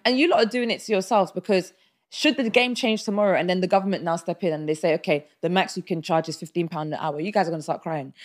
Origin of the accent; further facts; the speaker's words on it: Nigeria; I'm Nigerian